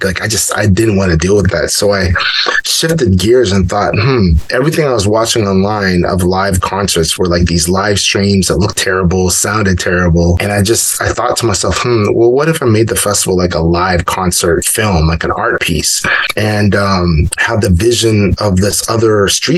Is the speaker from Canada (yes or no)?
yes; Canada; growing up in Canada